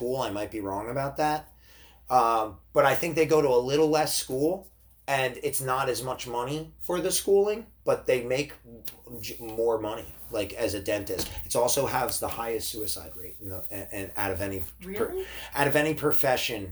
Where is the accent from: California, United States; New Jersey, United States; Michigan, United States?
New Jersey, United States; I grew up in New Jersey, so I would consider our state a little more liberal